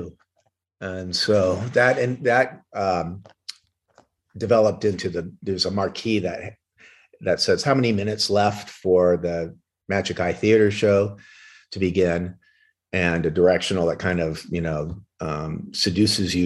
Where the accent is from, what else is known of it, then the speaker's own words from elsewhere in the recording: Orange County, California, United States; I grew up with in Orange County at South Coast Plaza